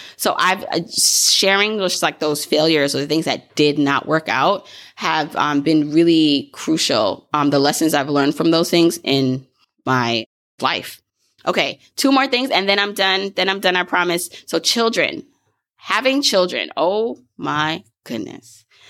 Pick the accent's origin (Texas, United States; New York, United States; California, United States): New York, United States; Brooklyn; I grew up in Brooklyn